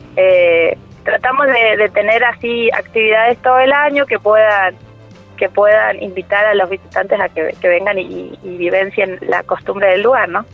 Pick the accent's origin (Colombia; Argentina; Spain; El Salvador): Argentina; San Luis; yo no nací en Trapiche, sino que soy puntana, yo nací en San Luis